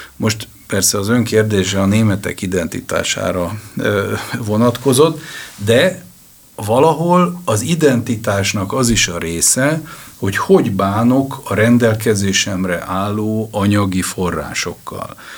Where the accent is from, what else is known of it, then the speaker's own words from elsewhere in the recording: Hungary; magyar vagyok